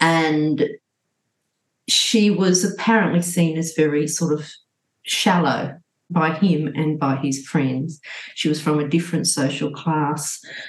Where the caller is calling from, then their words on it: Sydney, New South Wales, Australia; I'm speaking from Gadigal land in Sydney, and I'm feeling great, thanks.